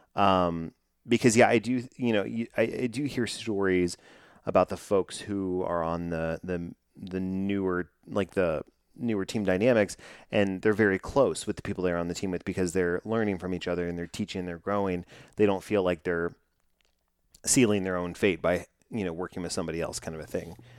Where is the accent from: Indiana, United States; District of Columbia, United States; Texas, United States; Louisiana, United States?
Texas, United States; my hometown here in Texas